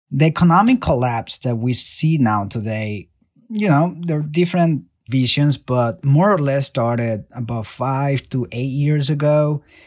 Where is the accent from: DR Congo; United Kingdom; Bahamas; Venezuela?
Venezuela; moved away as an adult; now in United States; I was born and raised in Venezuela. I left the country in two thousand twelve to pursue better opportunities and a safer life in the United States